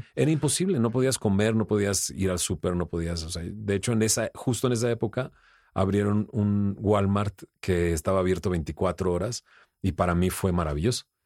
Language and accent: Spanish; Monterrey, Nuevo León, Mexico; yo soy de Monterrey, vengo con ciertos valores y principios